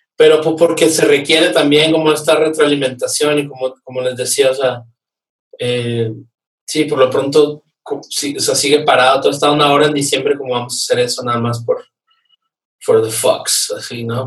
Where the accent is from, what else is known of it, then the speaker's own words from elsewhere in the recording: Nuevo Laredo, Tamaulipas, Mexico; now in Mexico City, Mexico; yo soy de Nuevo Laredo